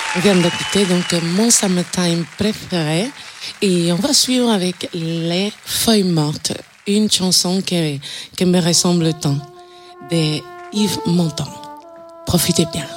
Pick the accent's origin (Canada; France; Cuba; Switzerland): Cuba; moved away; je viens de Cuba, je suis chanteuse et flûtiste